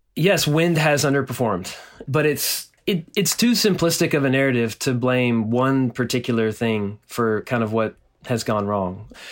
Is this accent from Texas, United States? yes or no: yes; Nacogdoches, Texas, United States; my hometown in, in Nacogdoches, Texas, which is a small town in East Texas